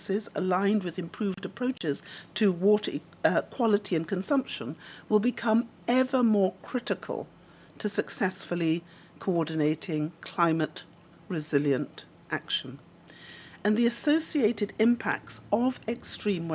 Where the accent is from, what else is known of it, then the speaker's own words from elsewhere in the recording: Dominica; moved away; also born or lived in Antigua and Barbuda; my father's Antiguan and my mother is Dominican, and I was born in Dominica